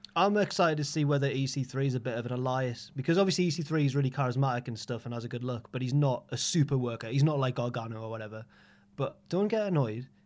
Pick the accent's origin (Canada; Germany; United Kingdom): United Kingdom; Jarrow, North East England; also born or lived in Newcastle; I went to school in Newcastle and we're all from around the area. So I'm from Jarrow